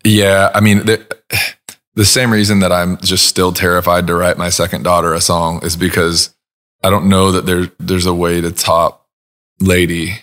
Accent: Huntington Beach, California, United States; moved away as an adult; also born or lived in Los Angeles, California; now in Nashville, United States; growing up in Southern California, I didn't move

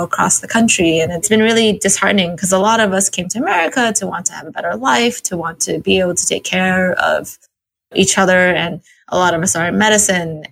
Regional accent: California, United States; I was born in California

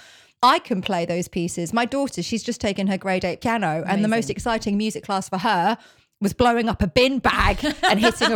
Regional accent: Norfolk, East of England, United Kingdom; also born or lived in North London; now in London, United Kingdom; I grew up in Norfolk and I just went to normal state schools

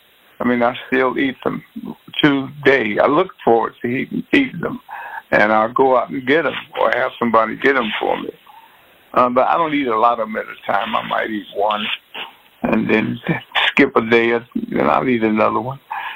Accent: Detroit, Michigan, United States; I know how to get out from growing up in Detroit.

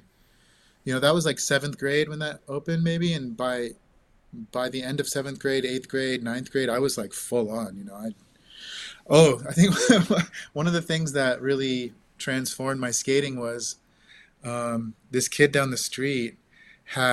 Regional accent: Santa Rosa, California, United States; I grew up in Santa Rosa, so Northern California

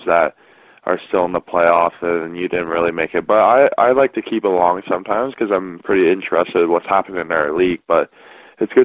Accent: Whitby, Ontario, Canada; I'm from Whitby, Ontario. So just east of Toronto, just half an hour out.

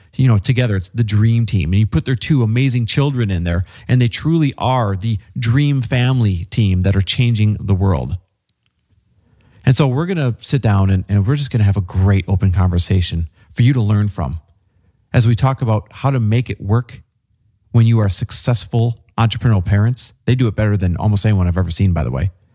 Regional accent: Midwest, United States; fellow Midwesterner

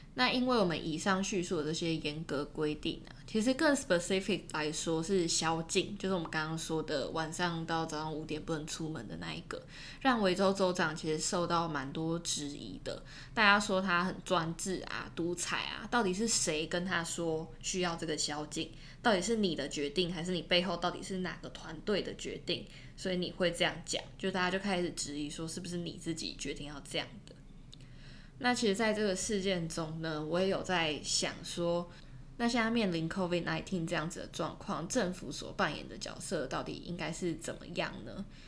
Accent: Taiwan; now in Melbourne, Australia; 我们不在自己的家乡

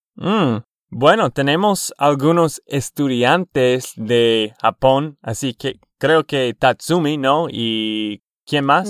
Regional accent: Texas, United States; de Texas, Estados Unidos.

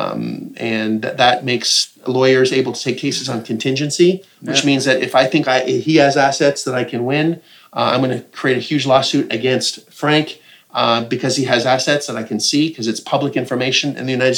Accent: Canada; as a Canadian

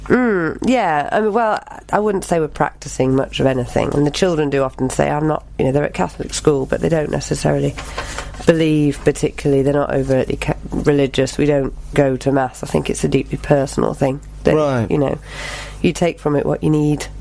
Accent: Knutsford, North West England, United Kingdom; also born or lived in Bromley, London / Madeira; I lived most of my life in Knutsford, which is in Cheshire

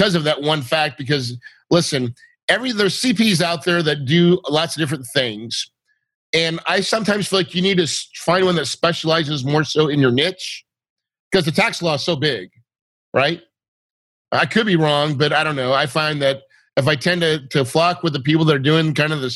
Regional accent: the Ozarks, United States; I'm from the Ozarks

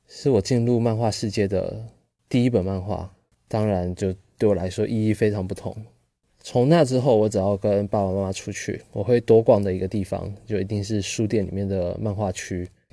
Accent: Pingtung, Pingtung County, Taiwan; 虽然是在屏东这种乡下地方出生的，啊，因为我是屏东人

